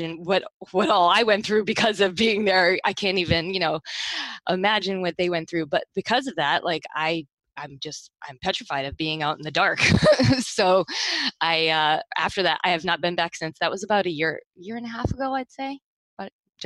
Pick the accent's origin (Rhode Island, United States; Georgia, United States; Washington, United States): Rhode Island, United States; now in South Florida, United States; I'm not originally from here. I'm from Rhode Island originally